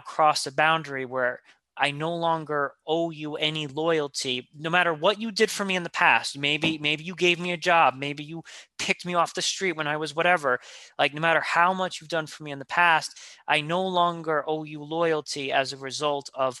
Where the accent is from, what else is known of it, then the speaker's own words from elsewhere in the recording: New York, United States; I'm a New Yorker.